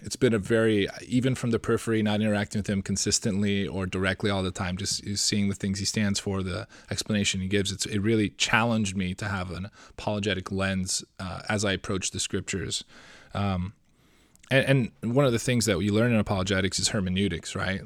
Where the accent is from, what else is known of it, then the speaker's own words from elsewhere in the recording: Seattle, Washington, United States; I'm from Seattle